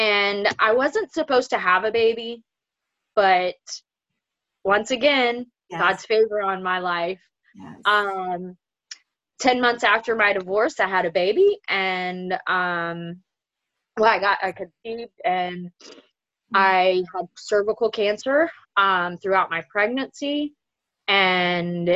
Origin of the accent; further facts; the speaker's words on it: Zephyrhills, Florida, United States; I grew up right here in Zephyr Hills. My family's been here since this town has been founded